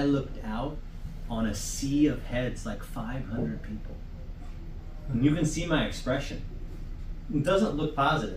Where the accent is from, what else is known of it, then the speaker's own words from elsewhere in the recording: United States; I'm from the U.S.